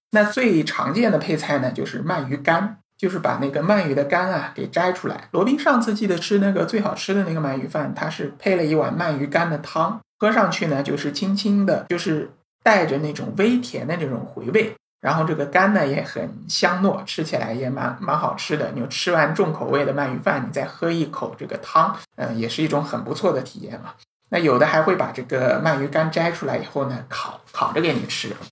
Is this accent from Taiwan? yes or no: no; China; 我们中国人可能海鳗吃得比较多一点